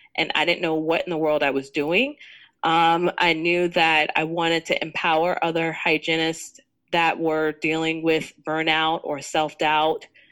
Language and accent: English; New York City, New York, United States; I grew up in Jamaica, Queens, Southside Jamaica, Queens